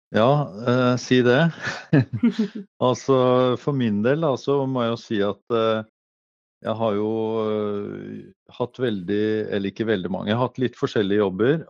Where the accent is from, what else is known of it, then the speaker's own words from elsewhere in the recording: Eastern Norway, Norway; accent: Eastern Norwegian; moved away as an adult; now in Norheimsund, Norway; er jo østlending og har ikke lagt om dialekta mi